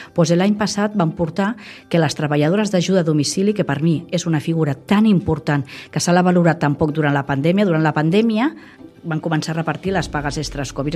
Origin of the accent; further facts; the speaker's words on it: Vilanova i la Geltrú, Catalonia, Spain; now in El Vendrell, Spain; sóc de, del Vendrell, bueno, de Vilanova, però adoptada de, del Vendrell